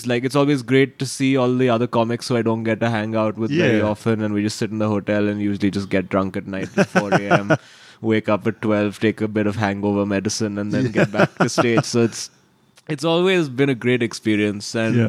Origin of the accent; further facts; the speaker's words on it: Mumbai, Maharashtra, India; It was actually, I think Mumbai for me, I mean, and most people from Mumbai are very biased about this.